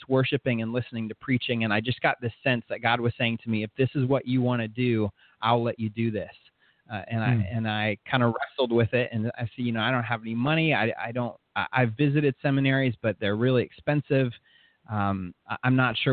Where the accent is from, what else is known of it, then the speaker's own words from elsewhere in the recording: Orlando, Florida, United States; also born or lived in St. Petersburg, Florida / Gainesville, Florida; So I was really raised in Orlando, Southeast Orlando